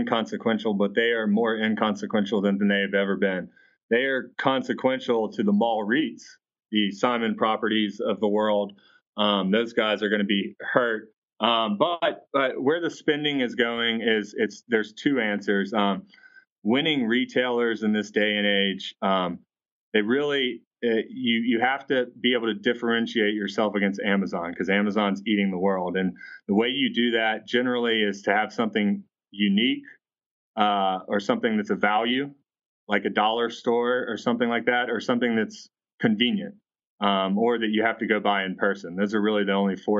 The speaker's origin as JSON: {"language": "English", "town": "Atlanta", "region": "Georgia", "country": "United States", "said": "I'm from Atlanta"}